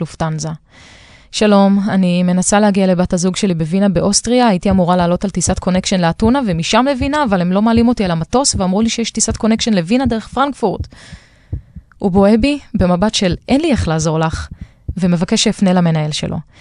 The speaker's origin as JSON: {"language": "Hebrew", "country": "Israel", "said": "נלחמתי לצאת מהמדינה שלי שמלאה בהגבלות של חופש ותנועה"}